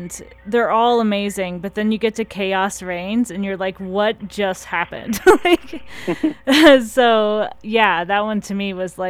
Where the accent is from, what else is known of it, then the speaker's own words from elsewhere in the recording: Missouri, United States; I grew up in Missouri